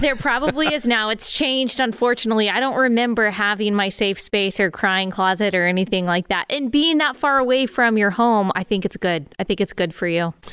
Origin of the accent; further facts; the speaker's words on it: Dallas, Texas, United States; moved away as an adult; also born or lived in South Carolina; I grew up in Dallas, Texas